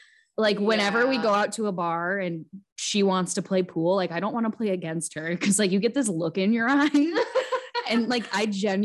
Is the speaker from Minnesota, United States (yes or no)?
yes; Rochester, Minnesota, United States; like Laura said, born and raised in Rochester, Minnesota.